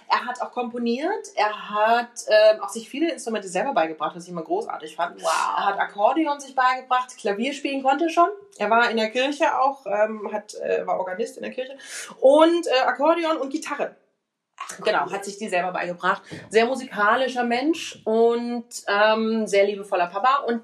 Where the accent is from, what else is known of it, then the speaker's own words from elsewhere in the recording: Cologne, North Rhine-Westphalia, Germany; ich komme ja eigentlich aus Köln und, äh, also nicht eigentlich, sondern ich komme aus Köln.